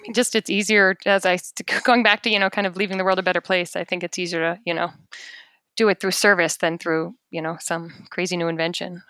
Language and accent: English; United States; I'm in fact as American as they come